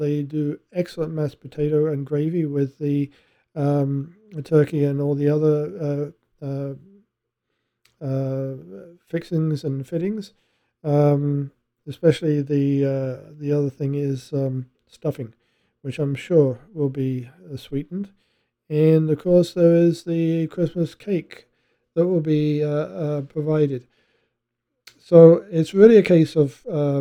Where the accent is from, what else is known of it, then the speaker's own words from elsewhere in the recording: England, United Kingdom; I'm English